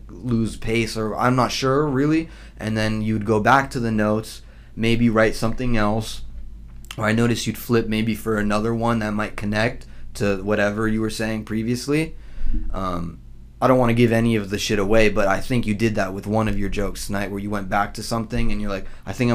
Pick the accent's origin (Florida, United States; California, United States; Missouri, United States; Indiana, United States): California, United States; Southern; we're from SoCal